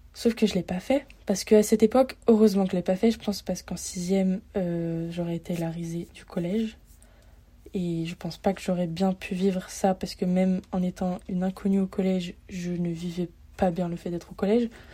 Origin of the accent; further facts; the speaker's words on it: Lyon, Auvergne-Rhône-Alpes, France; moved away as an adult; now in Montreal, Canada; à la base, je viens de Lyon